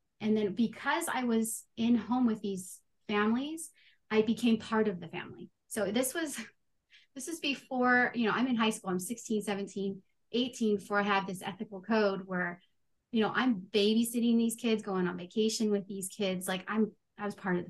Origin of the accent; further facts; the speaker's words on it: California, United States; I grew up in California. I'm a high schooler in California